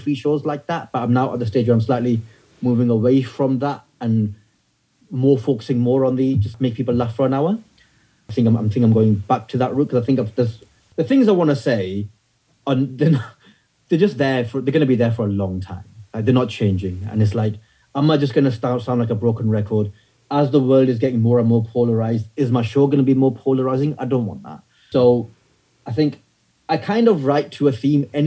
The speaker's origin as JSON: {"language": "English", "region": "the north of England", "country": "United Kingdom", "tie": "born or raised there", "said": "my teenage years growing up in the north of England during the 90s as a British Pakistani Muslim kid"}